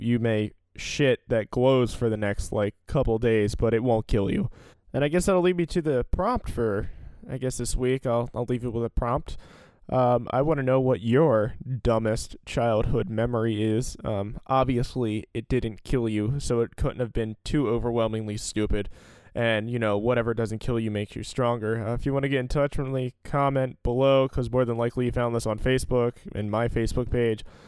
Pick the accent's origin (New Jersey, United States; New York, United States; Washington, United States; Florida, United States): New Jersey, United States; Salem County; I grew up in Salem County, New Jersey